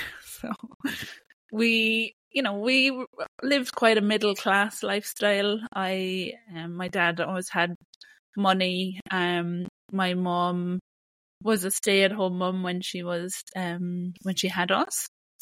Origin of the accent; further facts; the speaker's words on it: Ireland; moved away; Living in Ireland was beautiful. It's a really gorgeous country.